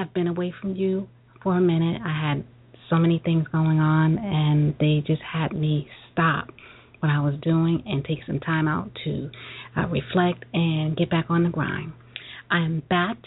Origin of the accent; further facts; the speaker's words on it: New York City, New York, United States; I'm a Brooklyn girl